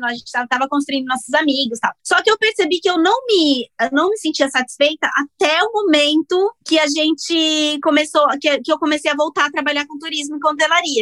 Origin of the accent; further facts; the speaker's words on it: Brazil; moved away as an adult; now in Australia; eu saí do Brasil